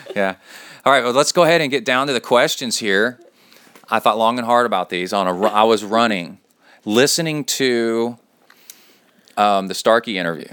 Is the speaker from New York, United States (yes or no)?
no; Cincinnati, Ohio, United States; now in College Station, United States; I was born in Cincinnati and now live in College Station